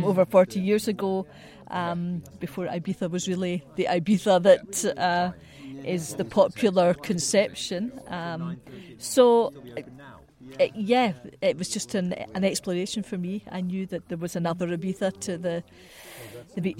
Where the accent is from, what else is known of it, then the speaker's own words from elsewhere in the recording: Scotland, United Kingdom; I'm from Scotland, and currently we live down in the Scottish borders in a little